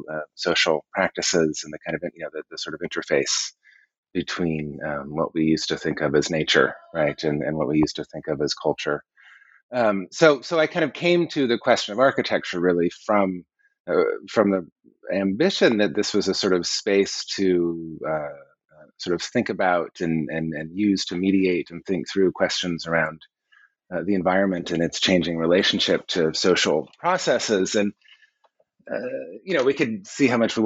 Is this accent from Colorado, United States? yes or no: yes; Colorado, United States; growing up in Colorado in the 1970s and 80s, there were solar houses everywhere